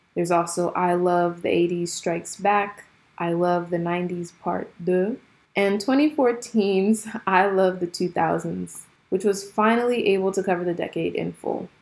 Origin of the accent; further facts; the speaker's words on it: Jersey City, New Jersey, United States; growing up in Jersey City in a predominantly black school